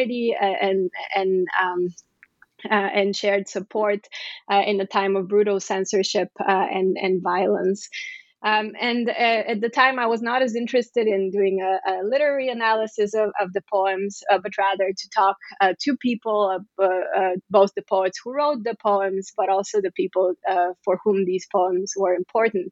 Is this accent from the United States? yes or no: no; Bulgaria; I was born in Bulgaria